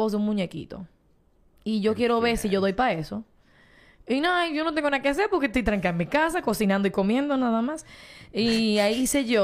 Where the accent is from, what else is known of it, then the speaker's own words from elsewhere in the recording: Dominican Republic; Yo soy una dominicana, con pasaporte dominicano